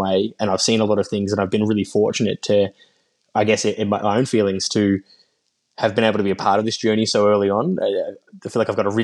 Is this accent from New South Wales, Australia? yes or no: no; Yarra Valley, Victoria, Australia; I grew up in the Yarra Valley in Victoria